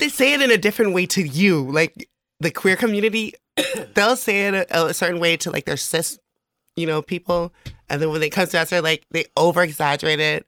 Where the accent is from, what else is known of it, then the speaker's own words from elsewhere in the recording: American Samoa; moved away as an adult; also born or lived in Las Vegas; now in Hayward, United States; I'm originally from American Samoa